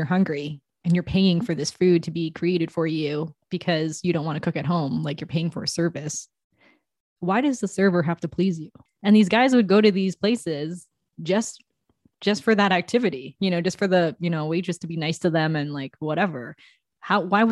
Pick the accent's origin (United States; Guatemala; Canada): Canada; also born or lived in England; I'm born from Canada